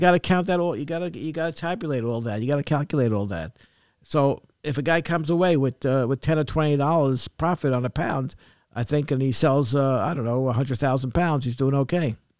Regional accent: New York City, New York, United States; moved away; I was brought up in Crown Heights

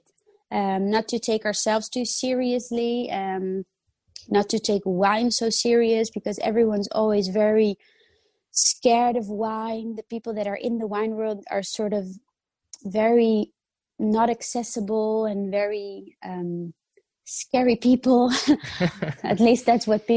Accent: Netherlands; also born or lived in Italy; I was born in Italy and I grew up in the Netherlands.

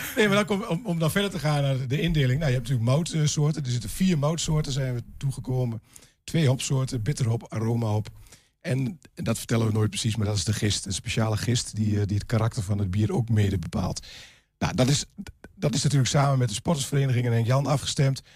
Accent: Glanerbrug, Overijssel, Netherlands; En ik ben inderdaad inwoner van Glanenbrug

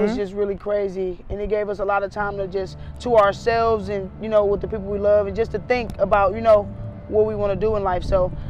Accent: Garfield Heights, Ohio, United States; also born or lived in Cleveland, Ohio; I grew up in Garfield Heights as far as like my high school days

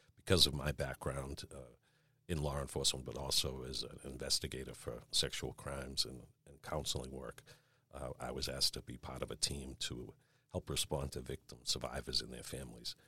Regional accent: Marshfield, Massachusetts, United States; also born or lived in Brockton, Massachusetts / Dorchester, Boston, Massachusetts; I grew up in Marshfield after I was born in Brockton. Uh, then we lived in Dorchester for a while

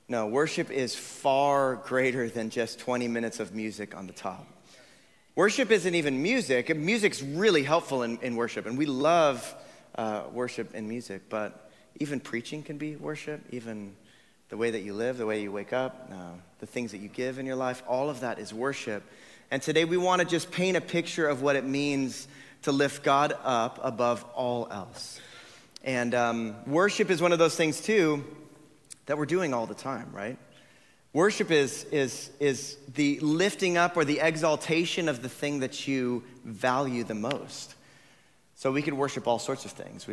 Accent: Tucson, Arizona, United States; I grew up in Tucson

